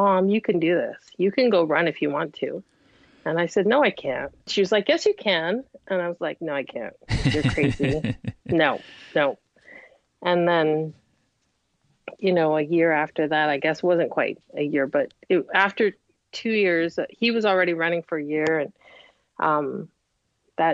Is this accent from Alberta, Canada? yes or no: no; Montreal, Quebec, Canada; growing up in Montreal